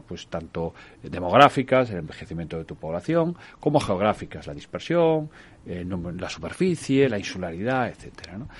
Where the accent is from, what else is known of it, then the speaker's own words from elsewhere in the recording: Galicia, Spain; a mí como gallego